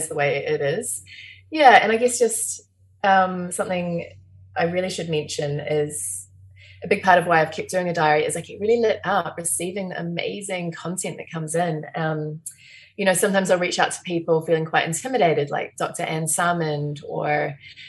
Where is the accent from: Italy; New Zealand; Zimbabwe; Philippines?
New Zealand; Nelson; also born or lived in Lyall Bay, Wellington; now in Wellington, New Zealand; I grew up in Nelson and I had a lot of access to the outdoors